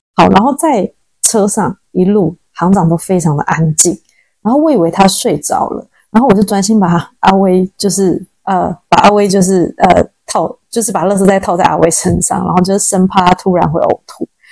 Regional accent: Taiwan; now in Sichuan, China; 我们台湾人就是很有礼貌，不喜欢让别人等。

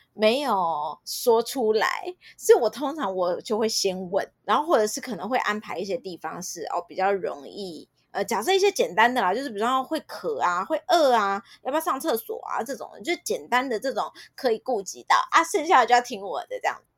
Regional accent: Taiwan; 因为台湾真的是全世界相对安全的地方，就我们的治安真的老实说算是蛮不错的

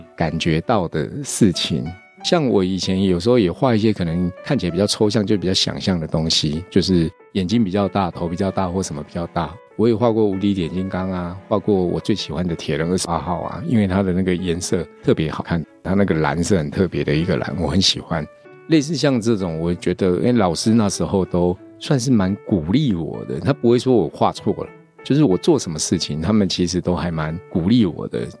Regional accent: Tainan, Taiwan; now in Taipei, Taiwan; 我现在住台北，嗯。但是我小时候是在台南长大的

